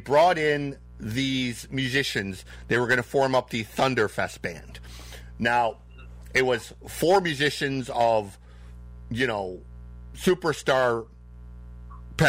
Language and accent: English; Detroit, Michigan, United States; also born or lived in California; I'm from Detroit